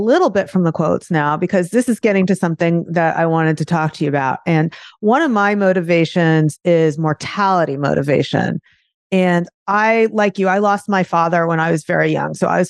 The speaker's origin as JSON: {"language": "English", "region": "Florida", "country": "United States", "tie": "born or raised there", "said": "This is in Florida in the 1970s."}